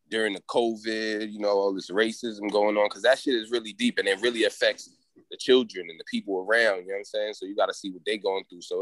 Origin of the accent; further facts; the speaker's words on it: Haiti; And you know, I come from Haiti, so it's like a lot of the shit that a lot